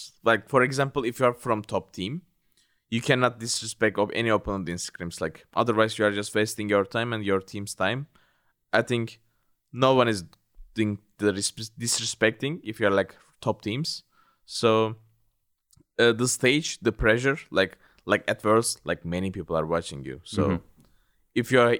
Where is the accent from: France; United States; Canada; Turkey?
Turkey; this time I'm representing the Europe, which is really weird to me because I always represented Turkey, my home country.